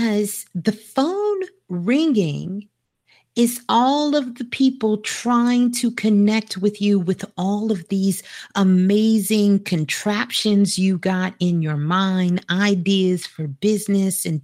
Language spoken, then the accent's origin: English; New York City, New York, United States; I'm a Brooklyn girl. I was born in Brooklyn, so got a lot of Brooklyn love